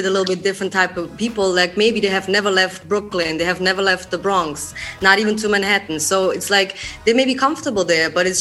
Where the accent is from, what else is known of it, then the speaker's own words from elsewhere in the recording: Eastern Switzerland, Switzerland; English is a second language; now in Zurich, Switzerland; I'm just from the German part, which is called East Switzerland. But now I live in Zurich